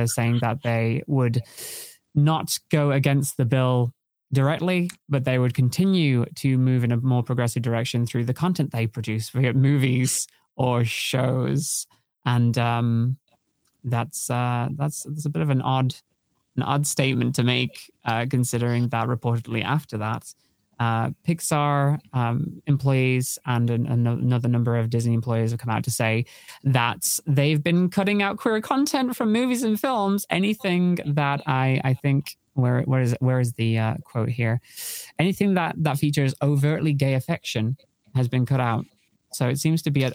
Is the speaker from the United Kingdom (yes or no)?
yes; United Kingdom; As a British person